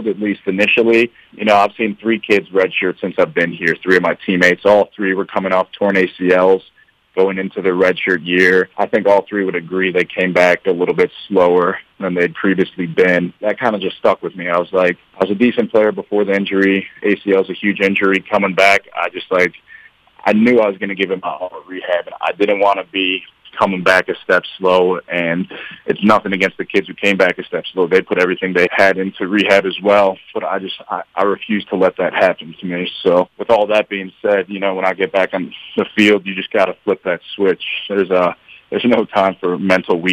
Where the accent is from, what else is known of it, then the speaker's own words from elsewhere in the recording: Chicago, Illinois, United States; moved away as an adult; now in Hamilton, United States; I'm from Chicago